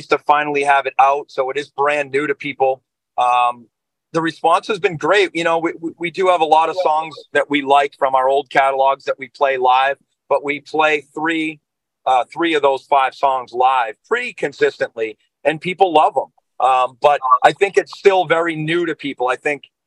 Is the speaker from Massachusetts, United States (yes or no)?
yes; Boston, Massachusetts, United States; we're from New England. We're from the Boston area.